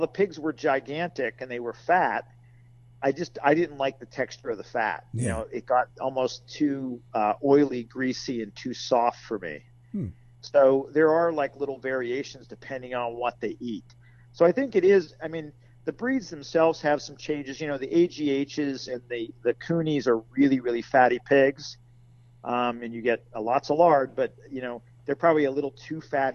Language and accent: English; Western Pennsylvania, United States; now in central Pennsylvania, United States; I grew up in Western PA